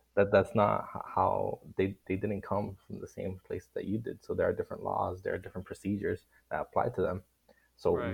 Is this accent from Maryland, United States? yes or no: no; Miami, Florida, United States; I'm from Miami, Florida. I'm a Cuban American.